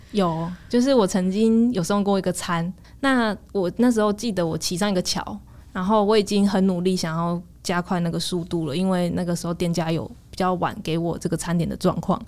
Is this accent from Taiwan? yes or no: yes; Changhua County, Taiwan; moved away; also born or lived in Taipei; 我本来在台北，因为我是彰化人